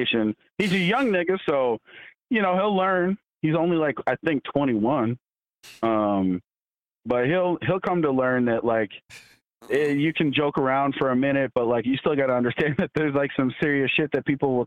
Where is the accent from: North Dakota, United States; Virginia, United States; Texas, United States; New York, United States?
North Dakota, United States; moved away; I'm from North Dakota. And my dad's from Africa